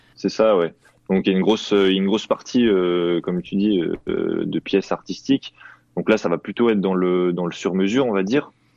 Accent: Thonon-les-Bains, Auvergne-Rhône-Alpes, France; je suis originaire de, de Tonon, en Haute-Savoie

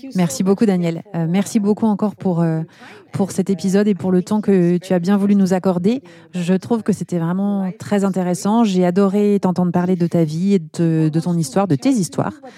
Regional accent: Besançon, Bourgogne-Franche-Comté, France; moved away as an adult; also born or lived in London, United Kingdom; now in Marseille, France; moi je viens de Besançon, donc l'est de la France

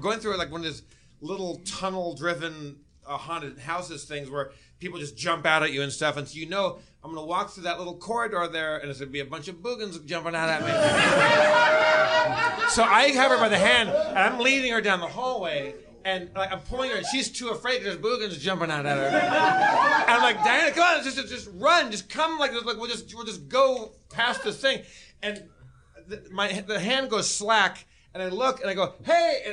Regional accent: Southern California, United States; I grew up in Southern California.

